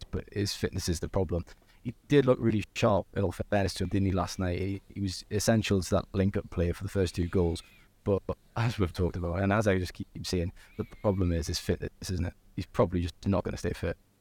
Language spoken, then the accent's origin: English; Newcastle upon Tyne, North East England, United Kingdom; I am from Newcastle